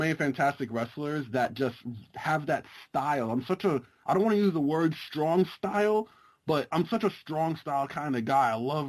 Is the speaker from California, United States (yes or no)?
no; New York City, New York, United States; I am from New York City.